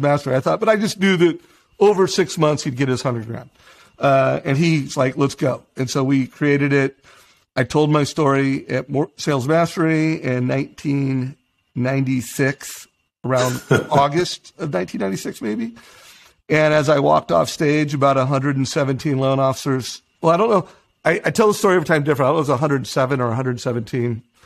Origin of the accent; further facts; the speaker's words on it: Huntington Beach, California, United States; I grew up in Huntington Beach